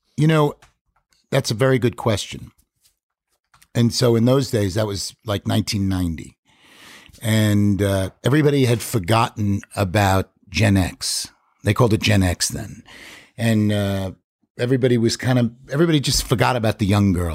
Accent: Five Towns, South Shore, Long Island, New York, United States; where I'm from in New York

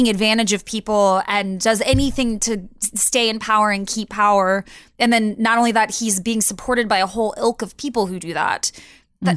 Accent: Texas, United States; growing up, I'm from Texas, and you know, what it is now, it was nothing like that when I was a kid

